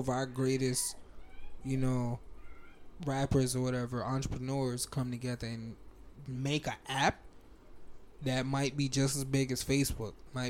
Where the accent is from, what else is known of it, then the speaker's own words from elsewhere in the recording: Alabama, United States; accent: Alabama; I lost a lot of weight. I lost my Alabama accent.